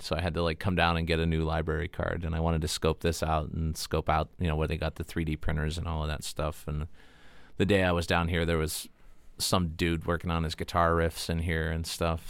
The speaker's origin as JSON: {"language": "English", "town": "Titusville", "region": "Pennsylvania", "country": "United States", "tie": "born or raised there", "also_born_or_lived": "Pleasantville, Pennsylvania", "lives_now": "Erie, United States", "said": "I was born in Titusville, and we lived, we lived in Titusville and then in Pleasantville until I was, like, nine"}